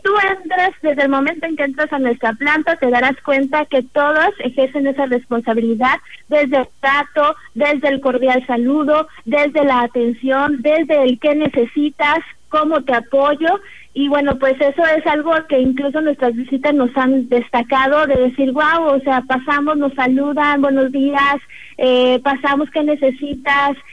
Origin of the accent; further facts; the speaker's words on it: Tamuín / Ciudad Valles, San Luis Potosí, Mexico; somos personas de nuestra propia comunidad, somos personas de Tamuín, somos personas de Ciudad Valles